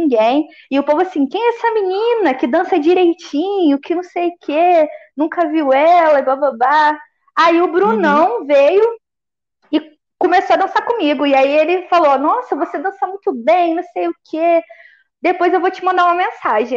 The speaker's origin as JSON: {"language": "Portuguese", "town": "Volta Redonda", "region": "Rio de Janeiro", "country": "Brazil", "tie": "born or raised there", "said": "Eu sou de Volta Redonda, né? Interior do Rio. Então hum. eu morava num bairro mais pra periferia"}